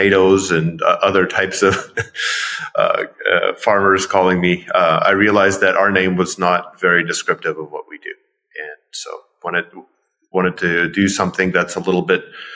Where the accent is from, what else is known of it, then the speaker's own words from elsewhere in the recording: Ukraine; moved away; also born or lived in Pittsburgh, United States; even though I'm originally from Ukraine, I was this Ukrainian dancing salsa